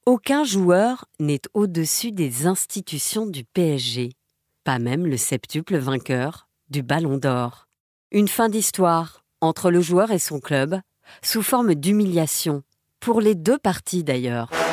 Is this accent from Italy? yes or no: no; France; chez nous, en France